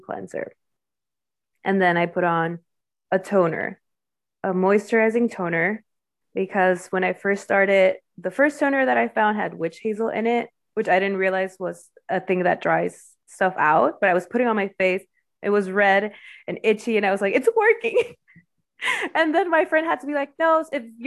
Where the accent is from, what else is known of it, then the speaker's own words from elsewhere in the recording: Mexico; now in United States; I am Mexican, like, fair skin, and especially when I just moved to the U.S.